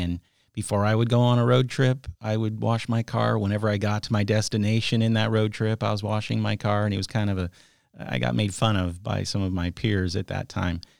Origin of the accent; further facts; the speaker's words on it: San Jose, California, United States; moved away as an adult; now in Sonoma County, United States; grew up in the South Bay, in San Jose